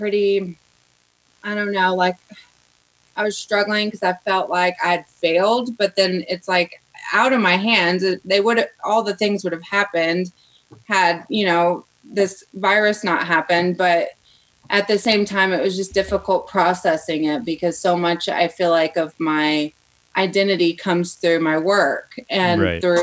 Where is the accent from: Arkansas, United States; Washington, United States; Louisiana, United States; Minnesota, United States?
Arkansas, United States; moved away; I'm originally from Arkansas, and I grew up in a super small town, less than 3,000 people